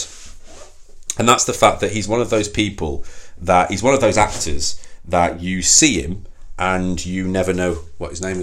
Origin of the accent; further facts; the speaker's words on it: England, United Kingdom; We're two English blokes